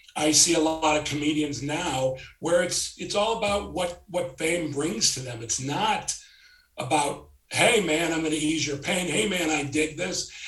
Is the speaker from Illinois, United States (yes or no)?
yes; Chicago, Illinois, United States; moved away; also born or lived in South Florida; I'm from Chicago. I was living in South Florida. My family had moved there and I moved back to Chicago to do Second City.